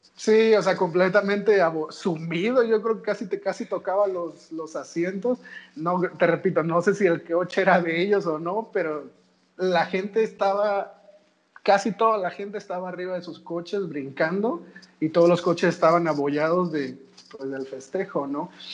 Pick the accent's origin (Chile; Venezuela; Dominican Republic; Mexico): Mexico; Rinconada, Veracruz; also born or lived in Xalapa; soy de Rinconada, estudié en la universidad en el Tecnológico de Jalapa